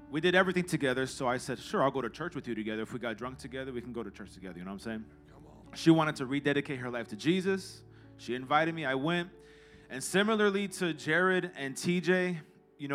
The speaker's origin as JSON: {"language": "English", "town": "Chicago", "region": "Illinois", "country": "United States", "tie": "born or raised there", "said": "I grew up in Wicker Park, so it was amazing that I got to go to church there"}